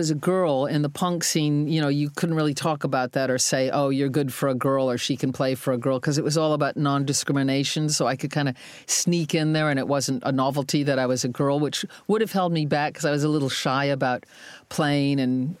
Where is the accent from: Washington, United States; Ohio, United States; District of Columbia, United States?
Ohio, United States; moved away as an adult; also born or lived in London; I was from Ohio.